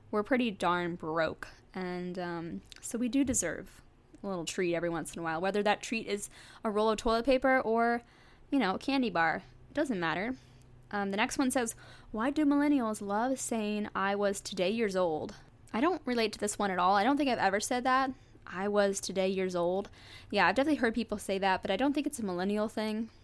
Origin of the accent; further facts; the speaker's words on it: St. Louis, Missouri, United States; I grew up in the suburbs outside of Saint Louis